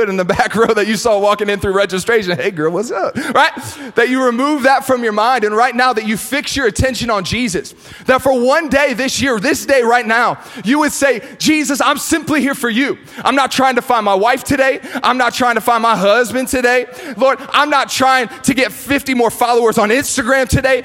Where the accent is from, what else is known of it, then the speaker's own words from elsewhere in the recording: Akron, Ohio, United States; moved away as an adult; now in Los Angeles, United States; I'm originally from Akron, Ohio